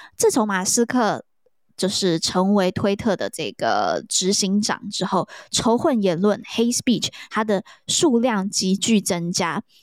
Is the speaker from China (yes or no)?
no; Taiwan; 来自台湾